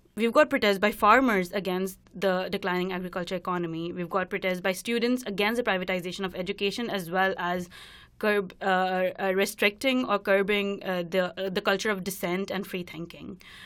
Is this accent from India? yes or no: yes; India; moved away as an adult; now in Vancouver, Canada; I'm from India, and I'm in my first year of P H D program in social justice at the University of British Columbia.